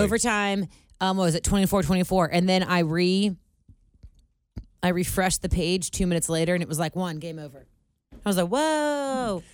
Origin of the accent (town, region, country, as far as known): Cincinnati, Ohio, United States; born or raised there